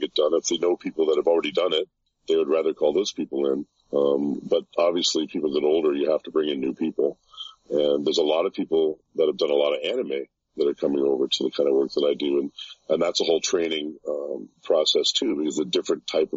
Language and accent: English; Canada; I grew up in Canada